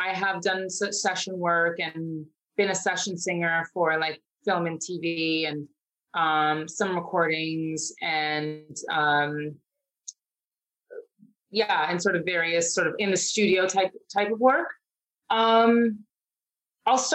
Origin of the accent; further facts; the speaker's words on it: Toronto, Ontario, Canada; moved away as an adult; also born or lived in United States; I was living in Toronto, born and raised in Toronto.